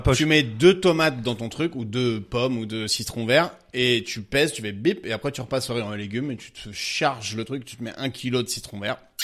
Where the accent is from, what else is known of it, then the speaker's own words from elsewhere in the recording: Brest, Brittany, France; je suis né à Brest